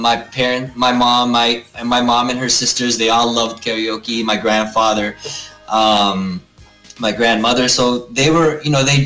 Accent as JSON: {"language": "English", "town": "Toronto", "region": "Ontario", "country": "Canada", "tie": "born or raised there", "also_born_or_lived": "New York City", "moved": "yes", "said": "I was born here, born and raised in Toronto, but very, very Filipino"}